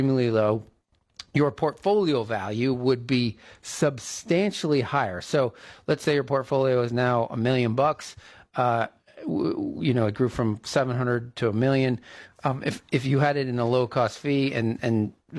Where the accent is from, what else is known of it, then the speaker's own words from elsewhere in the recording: East Coast, United States; moved away; I'm from the East Coast